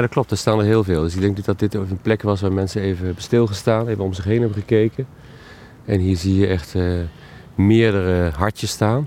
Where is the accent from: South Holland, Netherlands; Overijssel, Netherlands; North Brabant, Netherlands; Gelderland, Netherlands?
Gelderland, Netherlands; Oosterbeek